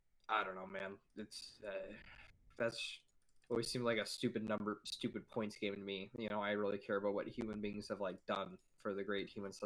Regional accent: United States; because I'm an American

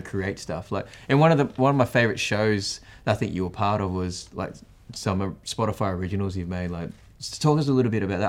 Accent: Australia; as an Australian

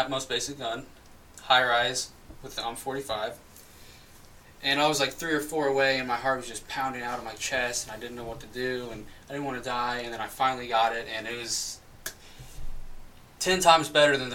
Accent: Madison, Indiana, United States; From Madison, Indiana

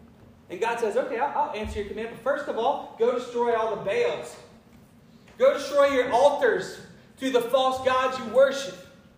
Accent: Spartanburg, South Carolina, United States; also born or lived in Clifton, South Carolina; I'm from the smallest tribe. I'm from Spartanburg, South Carolina. I'm from Calpin, South Carolina. I'm from Clifton, South Carolina.

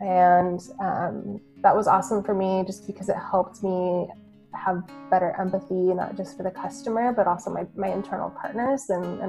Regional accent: Midwest, United States; You know, I grew up in the Midwest, where as a UX professional, you definitely have to do a little bit of everything.

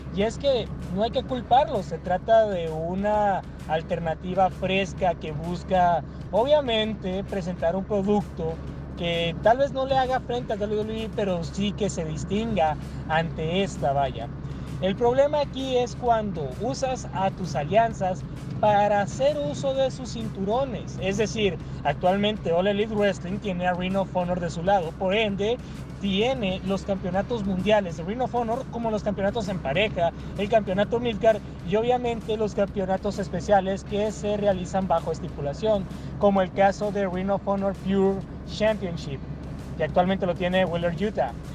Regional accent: Mexico; yo como mexicano

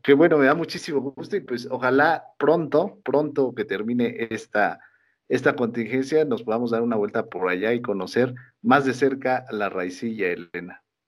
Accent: Mexico; todos como mexicanos

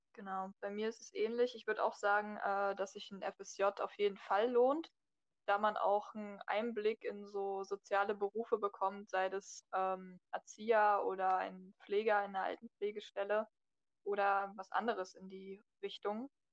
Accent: Berlin, Germany; ich bin 19 Jahre alt, äh, komme aus Berlin

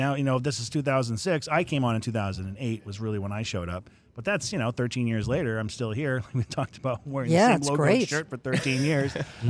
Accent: Central Maine, United States; moved away as an adult; also born or lived in Portland, Maine; now in Melbourne, Florida, United States; I'm born and bred in Maine, and I'm a Mainer.

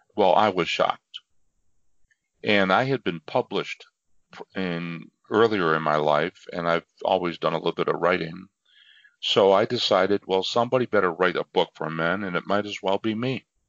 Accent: near Niagara Falls, Western New York, United States; I am a uh, native of Western New York, very close to Niagara Falls.

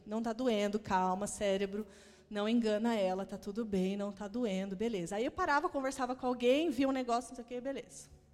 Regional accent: Maringá, Paraná, Brazil; now in Curitiba, Brazil; Eu sou do interior do Paraná, sou de Maringá

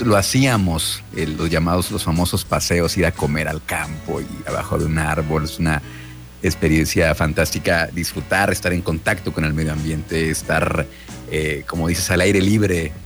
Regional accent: Mexico; como buenos mexicanos somos muy paneros

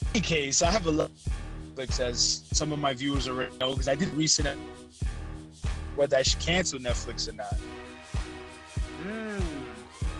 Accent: New York City, New York, United States; moved away as an adult; now in Houston, United States; we're both Dominican. You know, I'm from Bronx

